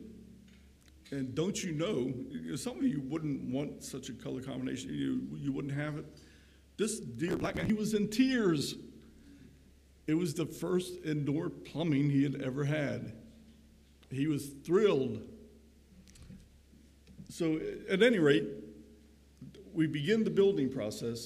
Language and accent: English; Crownsville, Maryland, United States; where I grew up in the Crownsville area, just 6 or so miles west of Annapolis and a little bit north, right along the Severn River